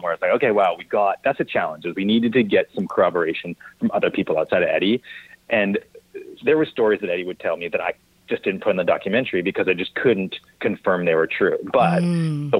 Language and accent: English; Kelowna, British Columbia, Canada; I grew up in Kelowna